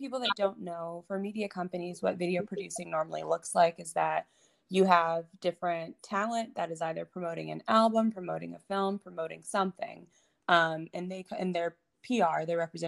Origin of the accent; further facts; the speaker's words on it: Atlanta, Georgia, United States; moved away as an adult; now in New York, United States; I'm living in New York now, but I grew up in Atlanta